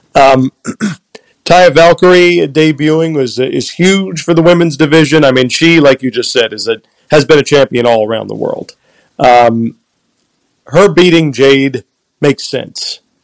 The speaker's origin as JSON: {"language": "English", "town": "Philadelphia", "region": "Pennsylvania", "country": "United States", "tie": "born or raised there", "said": "it's my hometown."}